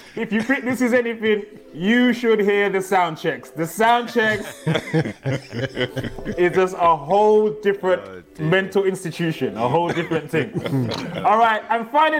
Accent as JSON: {"language": "English", "town": "Wolverhampton", "region": "West Midlands", "country": "United Kingdom", "said": "I'm from Wolves"}